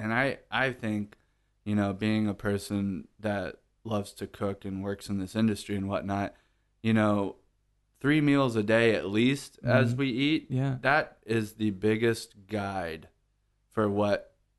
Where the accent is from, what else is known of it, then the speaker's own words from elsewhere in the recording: Corpus Christi, Texas, United States; also born or lived in Houston; Yeah, I'm from Corpus.